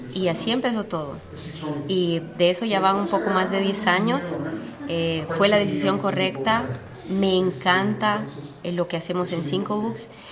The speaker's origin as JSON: {"language": "Spanish", "country": "Honduras", "tie": "born or raised there", "moved": "yes", "lives_now": "United States", "said": "Yo nací, crecí en Honduras"}